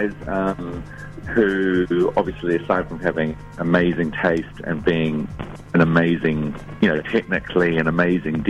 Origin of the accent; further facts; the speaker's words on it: New Zealand; I was from New Zealand